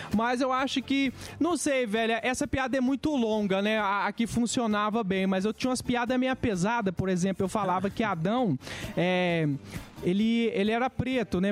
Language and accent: Portuguese; Minas Gerais, Brazil; also born or lived in Rondônia / Belo Horizonte / Betim; eu nasci em Rondônia, cara, mas eu não vi, vivi muito tempo lá na minha infância, né? Eu fui criado em Minas, a minha mãe veio pra cá.